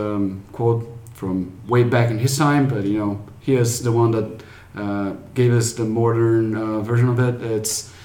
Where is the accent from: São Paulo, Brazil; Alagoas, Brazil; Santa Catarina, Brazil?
São Paulo, Brazil; English is a second language; moved away as an adult; Going back to my home country and meet my family